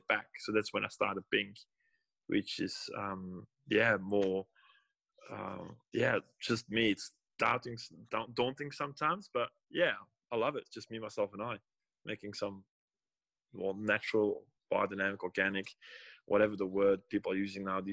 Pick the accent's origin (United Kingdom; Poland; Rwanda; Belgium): Belgium; Antwerp, Flanders; moved away as an adult; also born or lived in Sydney, Australia; now in South Australia, Australia; I'm born and raised in Belgium. I'm from the north, from Antwerp